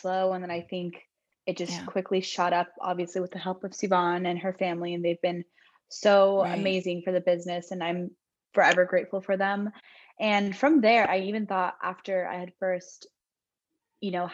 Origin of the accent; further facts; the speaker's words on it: Southern California, United States; now in San Francisco, United States; I am from Southern California, but I now live in San Francisco